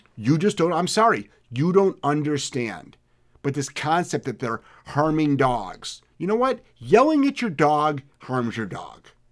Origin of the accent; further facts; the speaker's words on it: Ohio, United States; moved away; I'm from Ohio originally